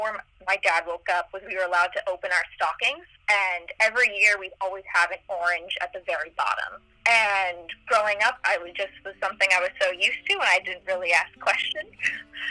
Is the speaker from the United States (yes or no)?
yes; Fort Lauderdale, Florida, United States; I grew up in Fort Lauderdale